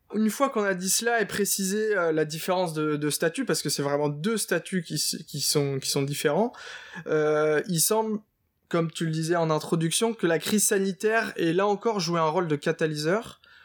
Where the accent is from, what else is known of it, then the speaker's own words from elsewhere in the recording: Nord, Hauts-de-France, France; je suis originaire du Nord